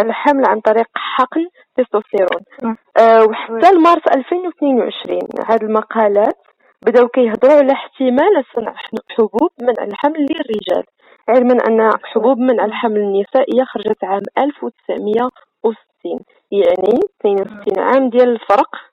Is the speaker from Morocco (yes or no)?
yes; Morocco; عندنا في المغرب